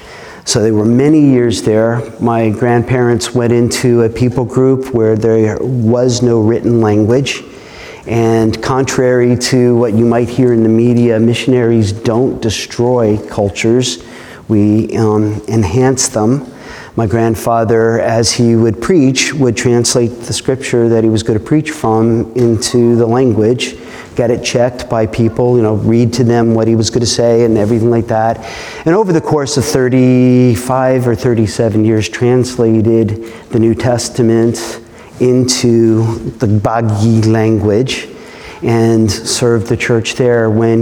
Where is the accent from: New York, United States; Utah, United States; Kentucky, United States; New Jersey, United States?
New Jersey, United States; I grew up in New Jersey, which I don't like to say in public, especially not in the South. But I grew up in New Jersey.